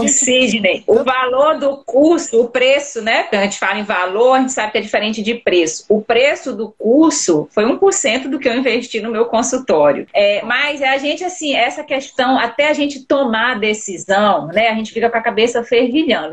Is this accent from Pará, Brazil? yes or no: yes; Pará, Brazil; eu sou paraense também